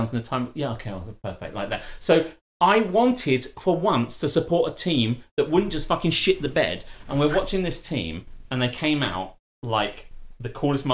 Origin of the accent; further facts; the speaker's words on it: United Kingdom; as a British guy